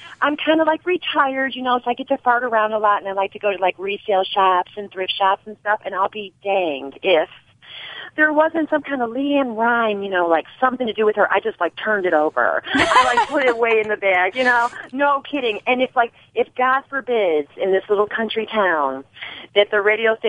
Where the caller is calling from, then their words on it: Kentucky, United States; I'm calling from Kentucky.